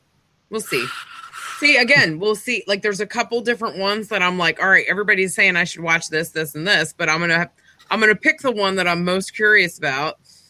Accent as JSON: {"language": "English", "country": "United States", "said": "we're American."}